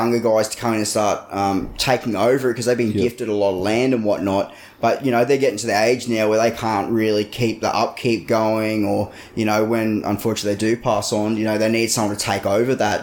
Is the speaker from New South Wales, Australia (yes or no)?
no; Hervey Bay, Queensland, Australia; my hometown of Hervey Bay near Woodgate